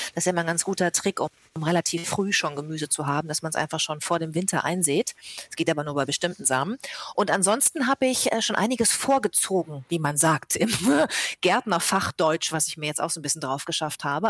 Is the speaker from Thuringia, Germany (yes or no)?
no; Bad Lippspringe, North Rhine-Westphalia, Germany; also born or lived in Paderborn; now in Hamburg, Germany; ich bin sogar in Bad Lippspringe aufgewachsen.